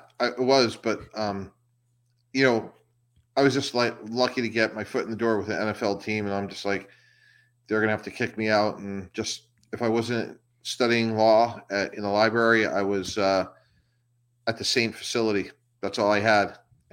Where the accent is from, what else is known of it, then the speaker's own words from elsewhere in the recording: Massachusetts, United States; I grew up outside of the Boston area and had breakfast every morning with my parents